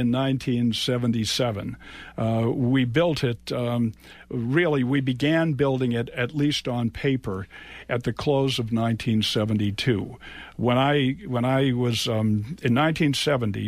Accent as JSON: {"language": "English", "town": "Natick", "region": "Massachusetts", "country": "United States", "tie": "born or raised there", "said": "when I was growing up in Natick"}